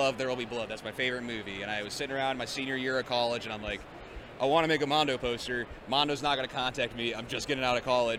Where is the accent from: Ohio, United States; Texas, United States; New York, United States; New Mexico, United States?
Ohio, United States; Alliance; I grew up in near Alliance, Ohio